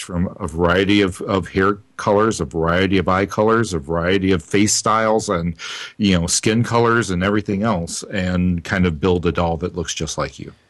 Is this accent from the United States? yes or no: yes; New Orleans, Louisiana, United States; I'm Creole from New Orleans